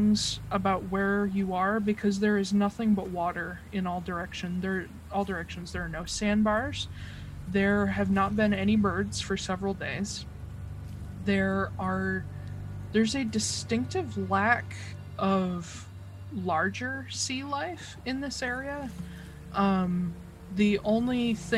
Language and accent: English; United States; I'm American